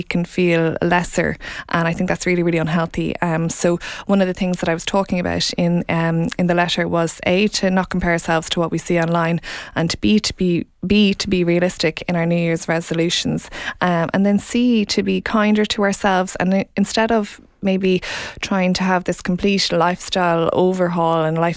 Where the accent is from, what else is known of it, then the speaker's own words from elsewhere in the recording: Offaly, Ireland; also born or lived in London; I am from Offaly